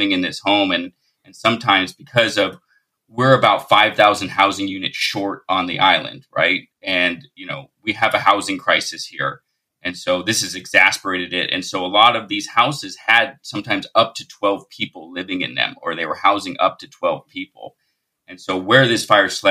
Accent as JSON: {"language": "English", "town": "Lahaina", "region": "Hawaii", "country": "United States", "tie": "born or raised there", "said": "I grew up in Lahaina"}